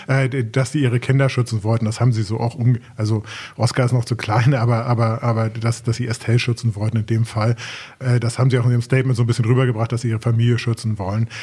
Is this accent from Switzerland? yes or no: no; Germany; wir als Deutsche